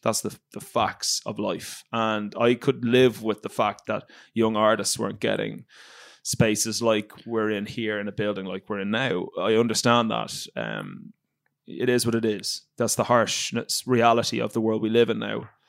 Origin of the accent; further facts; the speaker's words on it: Ireland; moved away as an adult; And I grew up in Ireland